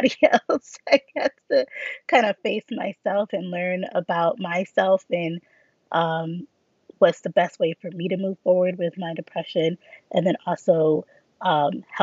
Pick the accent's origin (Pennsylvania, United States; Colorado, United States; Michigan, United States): Michigan, United States; Grand Rapids; I'm from Grand Rapids, Michigan.